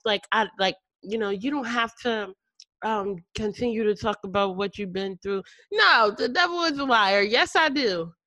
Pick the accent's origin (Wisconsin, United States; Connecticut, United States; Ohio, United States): Connecticut, United States; now in Texas, United States; I'm from Connecticut, she's from Connecticut, and I now live in Texas